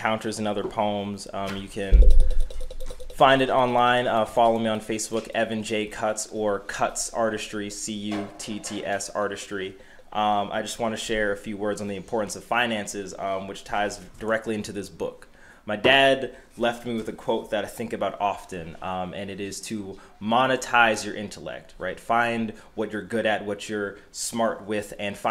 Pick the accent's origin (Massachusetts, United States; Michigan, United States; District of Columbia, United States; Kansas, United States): Massachusetts, United States; Boston; the street that I grew up on in Dorchester, not very far from this building